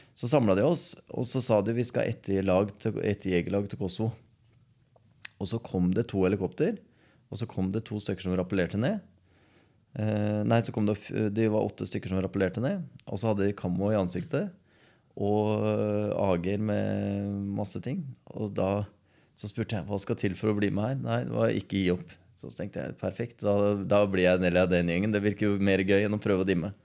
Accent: Skien, Telemark, Norway; Når jeg ble født i Skien, mm. og så vokste jeg opp på Borgestad

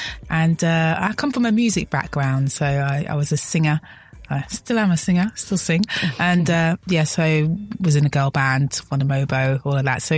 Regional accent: Coventry, West Midlands, United Kingdom; Yes, Coventry

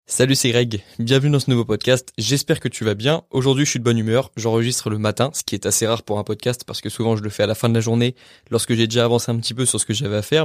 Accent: France; en tant que bon français

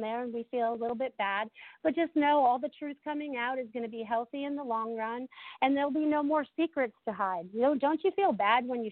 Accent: New England, United States; moved away as an adult; now in Sarasota, United States; I grew up in New England

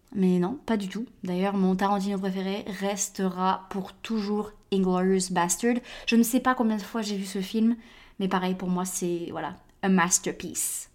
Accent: France; now in United States; Je l'ai vu en grandissant en France

